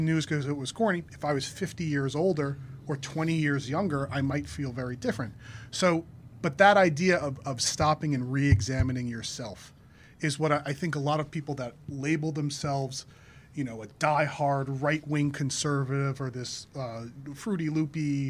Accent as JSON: {"language": "English", "region": "New Jersey", "country": "United States", "tie": "born or raised there", "said": "We're also all white men who grew up and have exclusively lived in New Jersey"}